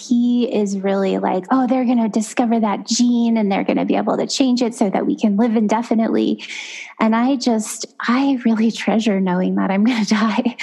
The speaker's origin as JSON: {"language": "English", "town": "Los Banos", "region": "California", "country": "United States", "tie": "born or raised there", "said": "in my hometown of Las Banas, California, my family has owned a funeral chapel"}